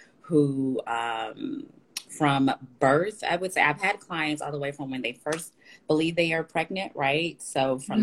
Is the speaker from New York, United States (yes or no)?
no; Dallas, Texas, United States; I am in Dallas, Texas. I'm from Dallas, Texas as well